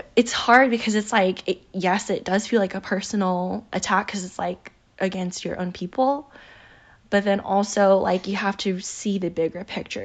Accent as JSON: {"language": "English", "country": "United States", "said": "we, as Asian American people"}